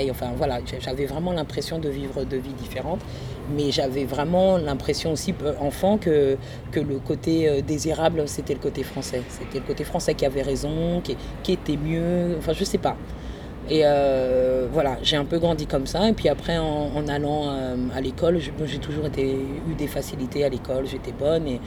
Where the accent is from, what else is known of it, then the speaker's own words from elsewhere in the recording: France; born there; Je suis née en France, euh, je suis née dans une famille ivoirienne euh, très traditionnelle, on est musulmans.